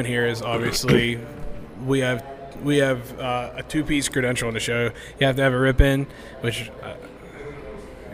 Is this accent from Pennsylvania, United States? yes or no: yes; State College, Pennsylvania, United States; also born or lived in Baltimore / Pittsburgh; I moved from Baltimore back home to State College